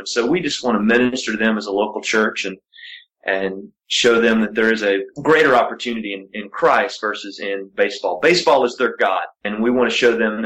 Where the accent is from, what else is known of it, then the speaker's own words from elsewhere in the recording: Appalachian Mountains, United States; I grew up in the Appalachian Mountains in an all-white county